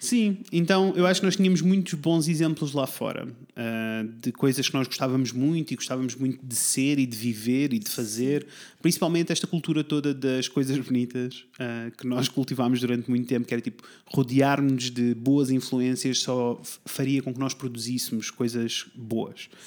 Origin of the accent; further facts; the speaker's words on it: Coimbra, Centro, Portugal; moved away as an adult; also born or lived in Tomar; now in Porto, Portugal; eu originalmente sou de Coimbra